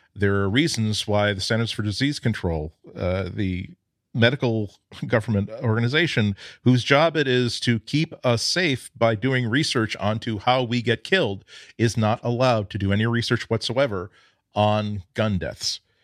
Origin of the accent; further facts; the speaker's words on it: United States; I'm proud to be an American.